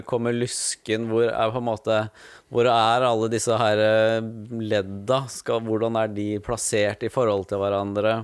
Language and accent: Norwegian; Skien, Telemark, Norway; moved away as an adult; also born or lived in Ålesund; now in Fyresdal, Norway; jeg vokste opp i Skien. Ja. Så jeg er født i Ålesund, og der bodde vi bare ett år. Og så flytta vi til Skien, da.